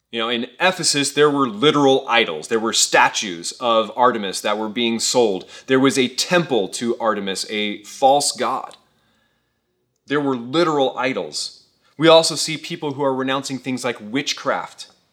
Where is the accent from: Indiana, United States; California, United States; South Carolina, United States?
California, United States; Thousand Oaks; I grew up here in the Caneo Valley. I've lived here for over thirty years